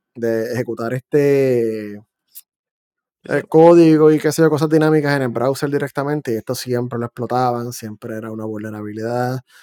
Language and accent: Spanish; Puerto Rico; accent: boricua; now in United States; yo soy de Puerto Rico y vivo en Estados Unidos